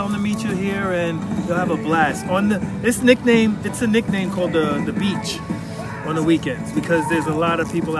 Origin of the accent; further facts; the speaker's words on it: New York City, New York, United States; I come from Staten Island. I'm a native Staten Islander.